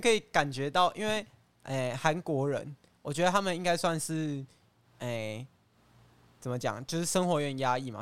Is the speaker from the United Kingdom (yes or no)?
no; Taiwan; 我们台湾人